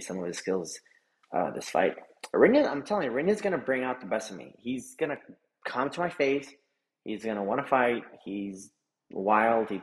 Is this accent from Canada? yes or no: no; El Paso, Texas, United States; now in Dallas, United States; I visit El Paso, Texas, my hometown.